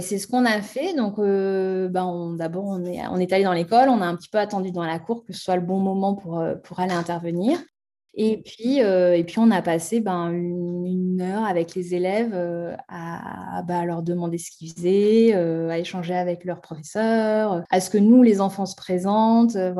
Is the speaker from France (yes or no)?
yes; France; also born or lived in Haute-Savoie; chez nous en France